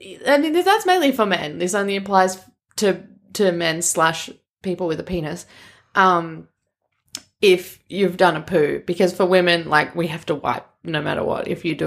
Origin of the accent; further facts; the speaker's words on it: Boston, Massachusetts, United States; I'm from Boston.